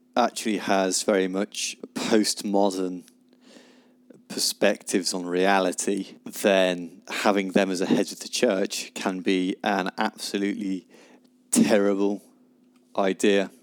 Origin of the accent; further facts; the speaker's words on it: United Kingdom; as being British